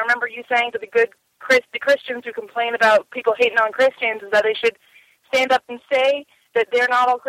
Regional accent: the South, United States; moved away; Some of the Southerners are, in fact, gay people.

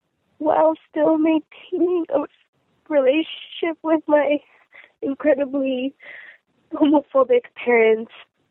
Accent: California, United States; I'm from California.

